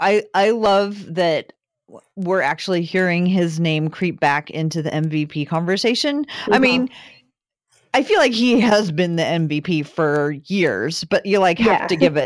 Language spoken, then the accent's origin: English; Portland, Oregon, United States; we're from Portland.